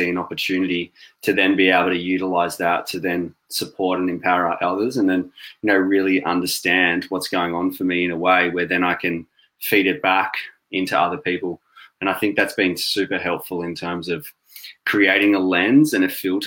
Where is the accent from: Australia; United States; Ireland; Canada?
Australia; moved away as an adult; now in London, United Kingdom; I'm sure most of you can already tell from my accent that I'm not from the UK